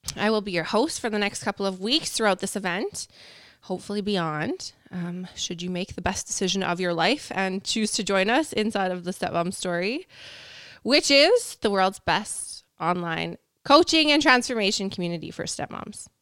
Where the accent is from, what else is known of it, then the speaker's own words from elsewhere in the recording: Canada; We're, we're Canadian up here